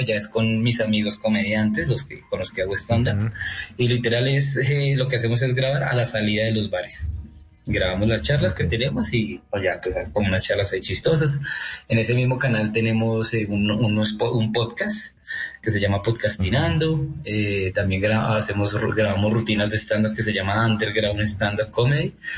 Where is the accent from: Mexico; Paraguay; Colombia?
Colombia; Chía, Cundinamarca; yo soy de Chía